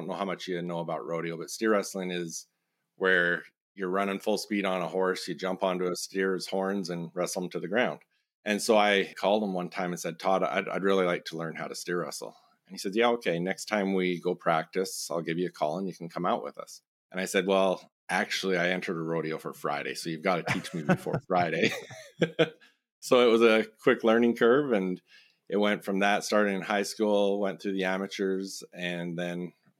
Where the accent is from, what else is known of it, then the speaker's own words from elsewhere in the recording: Raymond, Alberta, Canada; So I grew up in Southern Alberta on a farm just outside of a small community, Raymond, Alberta, which is like 3,500 people.